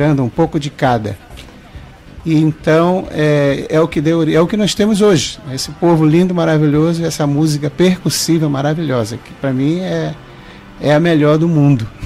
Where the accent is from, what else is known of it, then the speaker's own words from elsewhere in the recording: Belém, Pará, Brazil; moved away; eu vim de Belém, como você falou